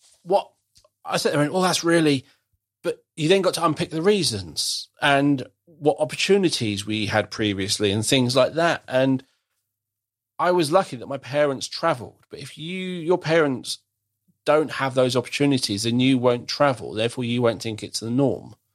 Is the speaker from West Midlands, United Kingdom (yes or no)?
no; Croydon, London, United Kingdom; I grew up in Croydon, lovely, lovely Croydon.